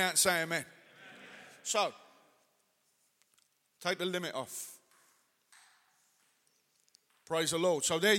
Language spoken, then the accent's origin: English; England, United Kingdom; now in Manchester, United Kingdom; as English people